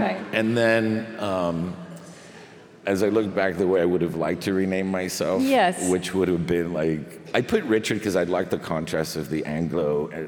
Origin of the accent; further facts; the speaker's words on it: Spain; born there; because I was born in Spain and they tack them all on.